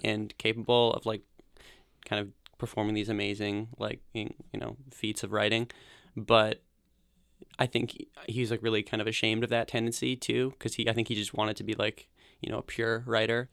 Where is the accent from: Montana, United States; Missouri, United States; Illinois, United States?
Montana, United States; Bozeman; moved away as an adult; also born or lived in Portland, Oregon; I grew up in Bozeman, Montana